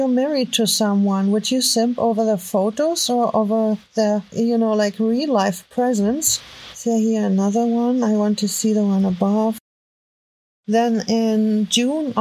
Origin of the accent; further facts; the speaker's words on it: Germany; accent: heavy German; English is a second language; my heavy German accent